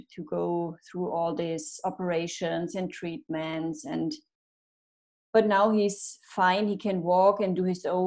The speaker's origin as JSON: {"language": "English", "country": "Germany", "also_born_or_lived": "France", "moved": "as an adult", "lives_now": "Italy", "said": "I'm from Germany, but emigrated in 2017"}